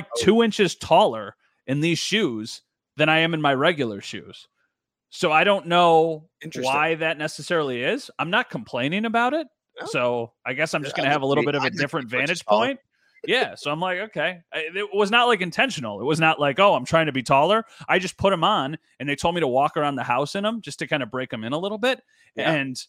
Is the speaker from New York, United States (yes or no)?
yes; Wheatfield, New York, United States; I grew up in the Wheatfield area, and there's Platters now, which is awesome ice cream.